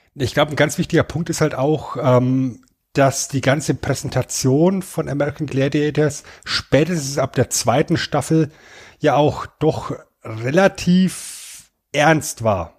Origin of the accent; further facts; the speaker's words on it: Germany; als Deutscher